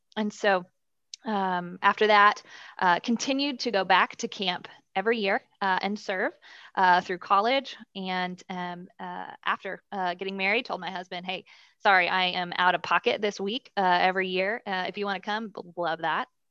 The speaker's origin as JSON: {"language": "English", "town": "Dallas", "region": "Texas", "country": "United States", "tie": "born or raised there", "said": "Born and raised in Dallas, uh, under great Christian parents"}